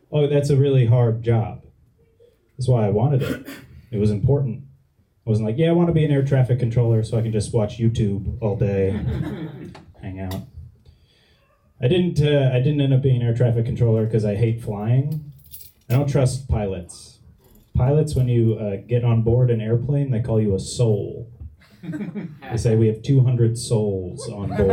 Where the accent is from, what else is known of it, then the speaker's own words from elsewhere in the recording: Minnesota, United States; I'm from Minnesota.